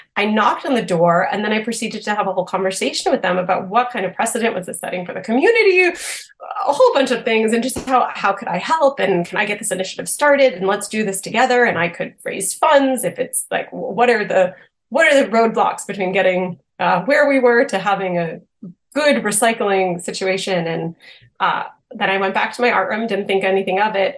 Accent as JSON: {"language": "English", "town": "Boston", "region": "Massachusetts", "country": "United States", "also_born_or_lived": "Austin, Texas", "moved": "as an adult", "said": "I'm originally from the Boston area"}